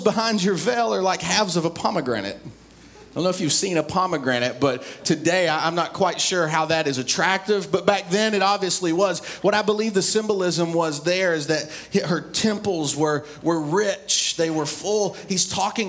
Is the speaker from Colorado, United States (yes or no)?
no; East Tennessee, United States; I grew up in East Tennessee.